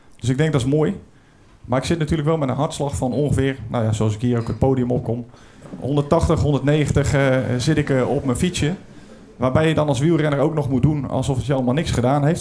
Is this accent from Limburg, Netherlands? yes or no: no; Brielle, South Holland, Netherlands; Ik kom uit Den Briel, dat ligt een beetje onder de rook van eh, oh. Rotterdam